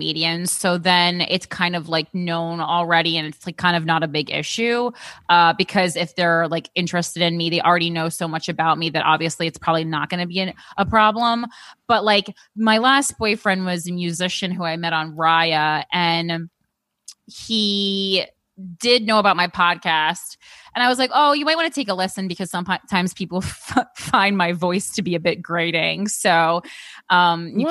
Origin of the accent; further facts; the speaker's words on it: Union, New Jersey, United States; I'm from Union